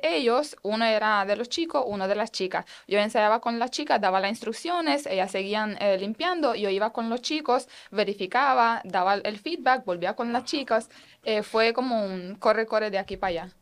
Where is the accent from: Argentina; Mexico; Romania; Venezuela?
Romania; Spanish is a second language; now in Puerto Rico; vengo de allá